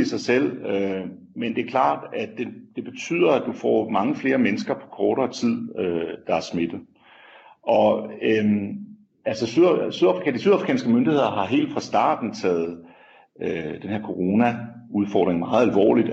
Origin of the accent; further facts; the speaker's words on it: Denmark; moved away as an adult; now in South Africa; hjemme i Danmark